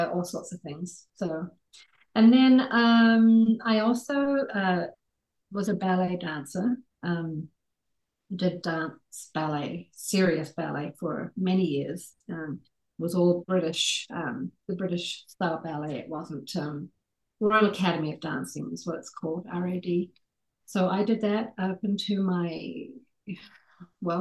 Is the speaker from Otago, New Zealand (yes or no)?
yes; Dunedin, Otago, New Zealand; accent: New Zealand; moved away as an adult; also born or lived in Alexandria, Virginia, United States / American Samoa; now in Utah, United States; I was born in a city called Dunedin, which is in the South Island of New Zealand